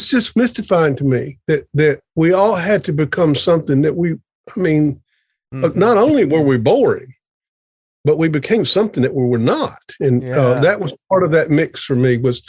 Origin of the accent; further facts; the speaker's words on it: South Mississippi, United States; I grew up in the Southern Presbyterian tradition in South Mississippi in a town of 1,000